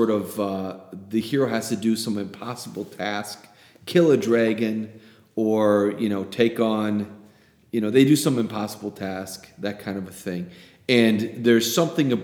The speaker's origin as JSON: {"language": "English", "country": "United States", "tie": "born or raised there", "said": "Growing up in America"}